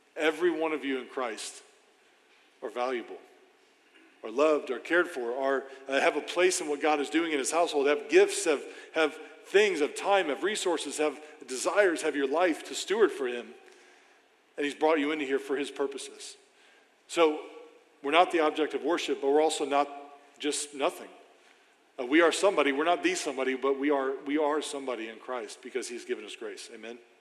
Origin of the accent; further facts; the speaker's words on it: St. Charles, Missouri, United States; now in Granite City, United States; I grew up in St. Charles my whole life